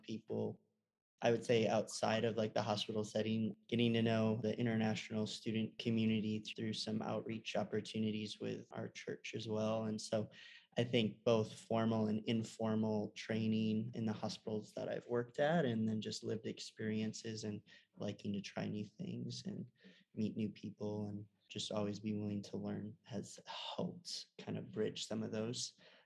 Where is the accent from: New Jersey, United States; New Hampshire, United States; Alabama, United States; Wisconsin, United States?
Wisconsin, United States; moved away; also born or lived in Los Angeles, California; Growing up in Wisconsin, much more Scandinavian and German